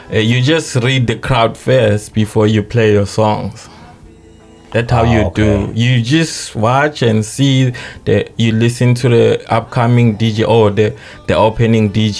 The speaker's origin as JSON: {"language": "English", "town": "Estcourt", "region": "KwaZulu-Natal", "country": "South Africa", "said": "I'm from Africa"}